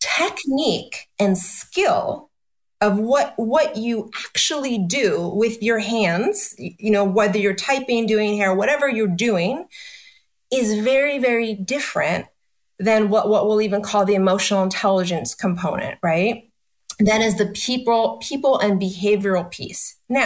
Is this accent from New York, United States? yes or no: yes; New York, United States; And when I'm such a New Yorker, let me tell you.